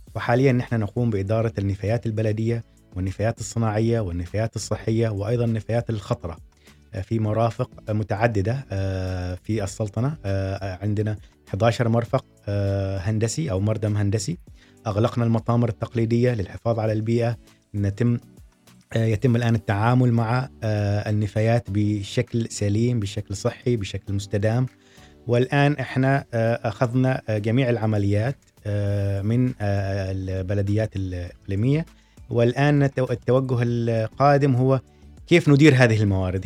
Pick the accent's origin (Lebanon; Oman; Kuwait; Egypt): Oman; عندنا في سلطنة عمان